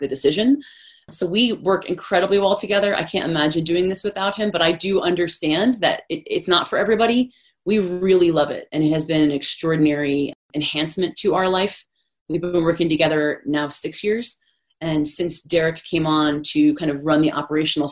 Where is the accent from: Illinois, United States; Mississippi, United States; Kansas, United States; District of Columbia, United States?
District of Columbia, United States; Washington; moved away as an adult; also born or lived in Denver; I grew up in Washington, D.C.